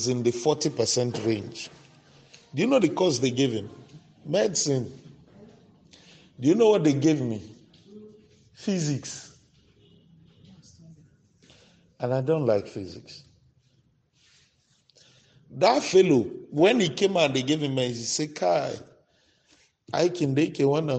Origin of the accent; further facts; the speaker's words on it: Maiduguri, Borno, Nigeria; we grew up in Maiduguri